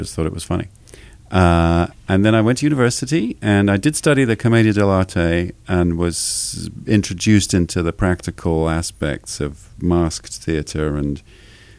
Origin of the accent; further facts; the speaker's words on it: just south of London, near Guildford, South East England, United Kingdom; moved away as an adult; now in Los Angeles, United States; I grew up just south of London. The nearest big town is called Guildford, but I was kind of in the country.